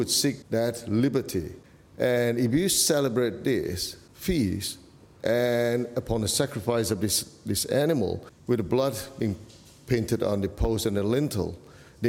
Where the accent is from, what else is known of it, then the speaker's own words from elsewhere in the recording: Malaysia; I come from Malaysia. That's my origins.